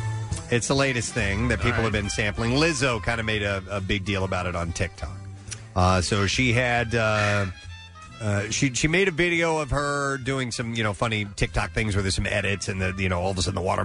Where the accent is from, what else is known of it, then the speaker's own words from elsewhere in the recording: St. Louis, Missouri, United States; moved away; I grew up in St. Louis.